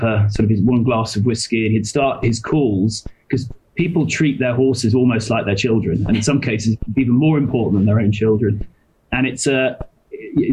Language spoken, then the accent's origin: English; Somerset, South West England, United Kingdom; also born or lived in London; now in Singapore; I'm English. That's where I grew up. I actually grew up down in Somerset.